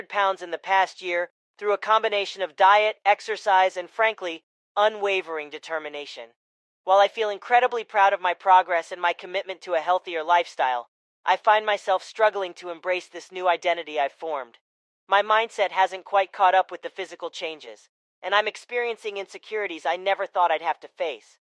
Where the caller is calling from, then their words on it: Houston, Texas, United States; Hi, Brainwaves. … I'm from Houston, Texas.